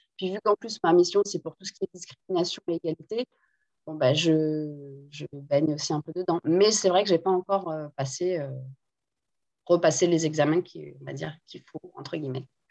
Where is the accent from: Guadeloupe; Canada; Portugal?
Guadeloupe; first language Guadeloupean Creole; French is a second language; also born or lived in France; je suis née en Guadeloupe et je parle très bien le créole. C'est entre guillemets, la première langue que j'ai parlé